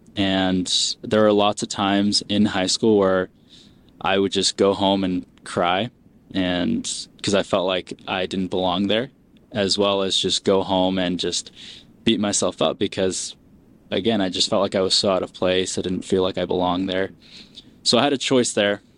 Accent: Springville, Utah, United States; also born or lived in Peru; immigrated here, um, grew up in Springville, Utah

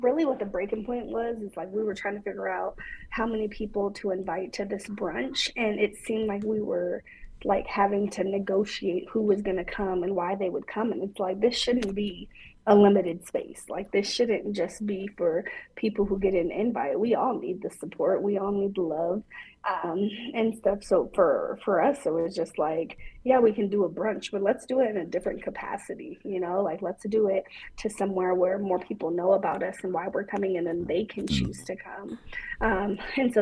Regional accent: Reno, Nevada, United States; growing up and living in Reno

